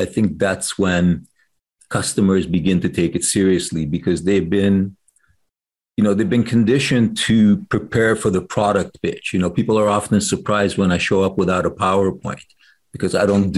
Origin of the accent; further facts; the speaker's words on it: Canada; I'm Canadian